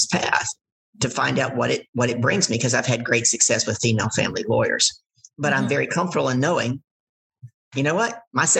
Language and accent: English; United States; I'm American.